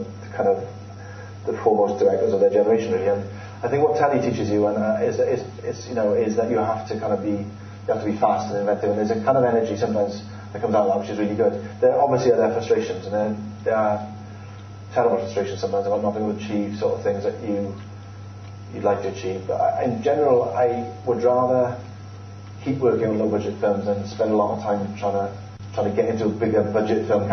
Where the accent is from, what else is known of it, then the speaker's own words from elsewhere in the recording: Wales, United Kingdom; I'm Welsh